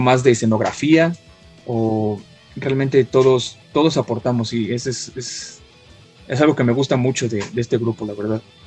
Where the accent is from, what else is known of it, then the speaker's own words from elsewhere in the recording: Mexico; nuestras raíces mexicanas en este disco que a pesar de que cantamos en inglés y nuestro grupo es en inglés, seguimos siendo mexicanos